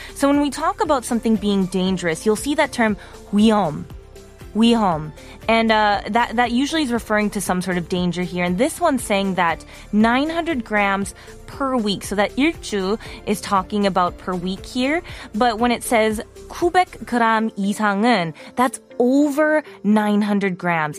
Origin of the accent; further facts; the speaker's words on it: Wisconsin, United States; now in South Korea; as an American